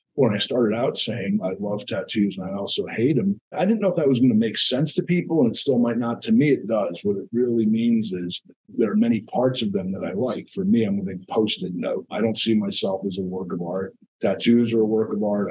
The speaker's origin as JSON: {"language": "English", "region": "New Jersey", "country": "United States", "said": "I come from New Jersey"}